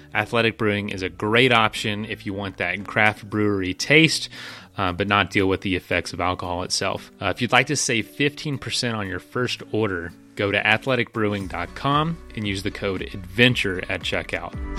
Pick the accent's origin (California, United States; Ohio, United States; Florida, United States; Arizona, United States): Florida, United States; Frostproof; I'm from a little town called Frostproof.